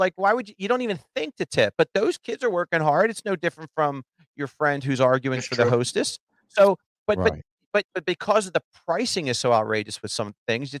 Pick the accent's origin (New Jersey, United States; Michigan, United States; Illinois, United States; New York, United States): New Jersey, United States; moved away as an adult; now in Philadelphia, United States; I grew up in Jersey. I moved here when I got married.